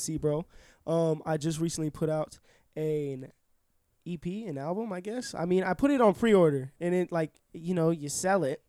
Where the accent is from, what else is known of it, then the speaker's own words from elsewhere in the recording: Orlando, Florida, United States; born and raised here, Orlando